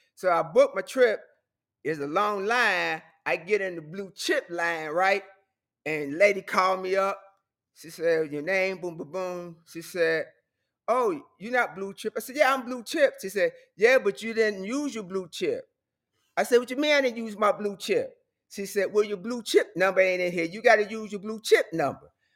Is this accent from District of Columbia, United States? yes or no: no; Chicago, Illinois, United States; moved away; I'm from Chicago.